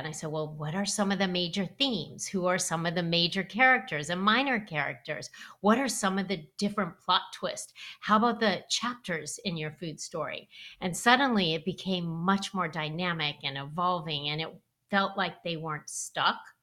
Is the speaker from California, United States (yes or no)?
yes; Los Angeles, California, United States; I grew up in Los Angeles